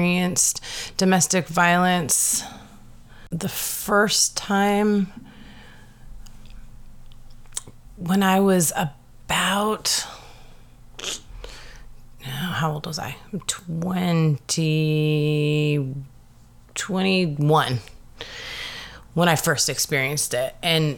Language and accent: English; Seattle, Washington, United States; also born or lived in Madison, Wisconsin; I was pretty much raised in Seattle since I was 6 years old. I was born in Madison, Wisconsin, but spent most of my time in Seattle